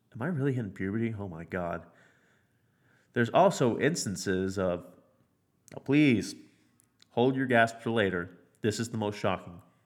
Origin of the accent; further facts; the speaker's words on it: United States; I'm American